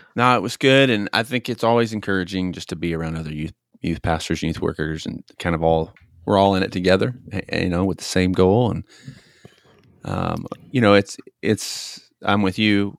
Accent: Tennessee, United States; I grew up in Tennessee

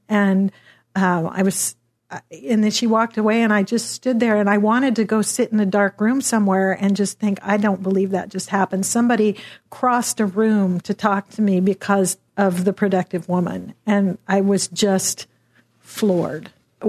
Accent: Dallas, Texas, United States; I was down in Austin. I'm from Dallas.

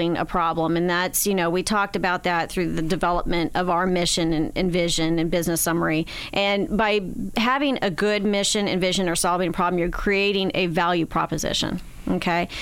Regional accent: Beaverton, Oregon, United States; moved away as an adult; now in Florida, United States; I moved from my hometown in Beaverton, Oregon to here in Florida in 1985

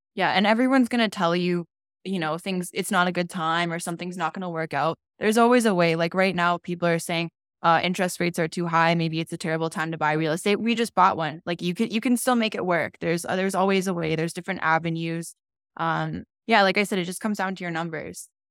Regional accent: Calgary, Alberta, Canada; also born or lived in Europe; I've been here my entire life.

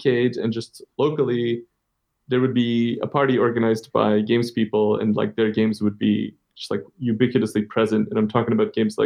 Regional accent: Antwerp, Flanders, Belgium; also born or lived in Copenhagen, Denmark; now in Iceland; in my hometown in Antwerp

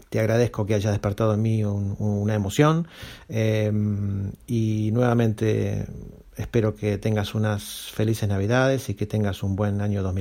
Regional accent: Santiago de Compostela, Galicia, Spain; de Santiago de Compostela.

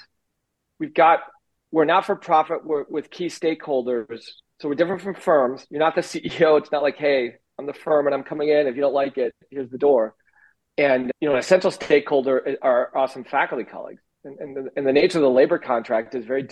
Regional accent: Minnesota, United States; moved away; Minnesota, my home state

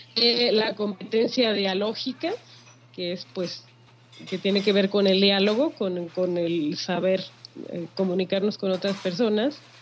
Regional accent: Sinaloa, Mexico; es muy de mi tierra sinaloense

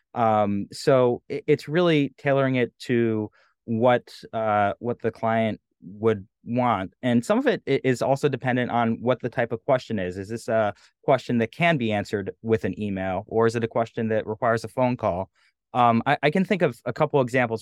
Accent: New England, United States; I'm from New England

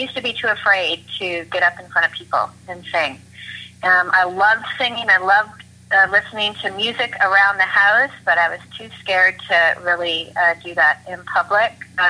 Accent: Oshawa, Ontario, Canada; Well, I grew up in Oshawa, and I listened to a lot of country and a lot of gospel. That was what was in our home. I grew up going to church.

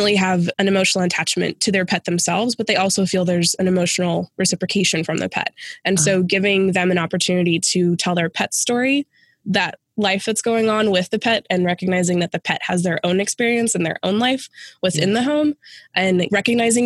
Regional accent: Phoenix, Arizona, United States; moved away as an adult; also born or lived in rural Western Pennsylvania; now in Western Pennsylvania, United States; I'm originally from Phoenix and made the move to be with my husband's family

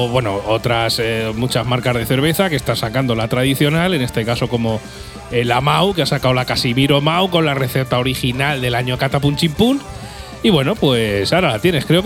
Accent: Albacete, Castilla-La Mancha, Spain; somos de Albacete.

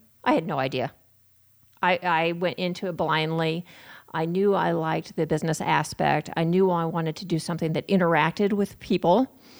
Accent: Sioux City, Iowa, United States; also born or lived in Cedar Rapids, Iowa; So I grew up right here in Siouxland.

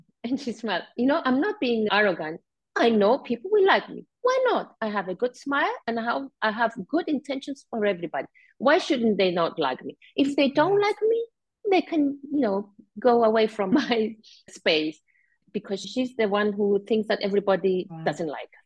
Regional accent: Cyprus; I was born and live in Cyprus all my life.

